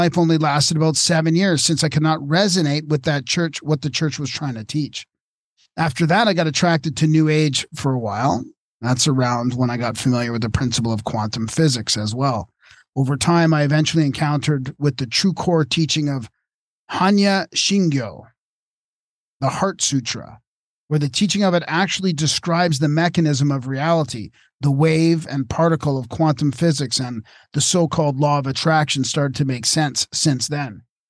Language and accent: English; Japan; English is a second language; moved away as an adult; now in United States; I grew up in Japan, so naturally I'm familiar with Shinto and Buddhism.